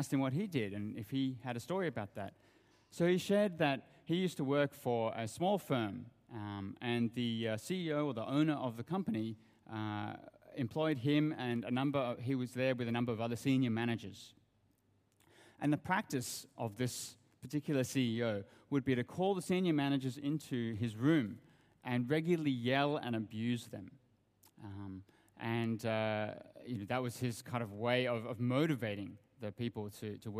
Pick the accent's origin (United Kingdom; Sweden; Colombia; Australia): Australia; moved away as an adult; also born or lived in Sydney; now in Hong Kong; You can probably hear from my accent that I come from Australia. And I grew up in Australia.